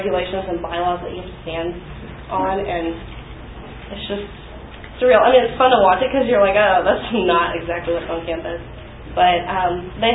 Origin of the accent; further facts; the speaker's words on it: Houston, Texas, United States; since I'm from Houston, I would have probably transferred home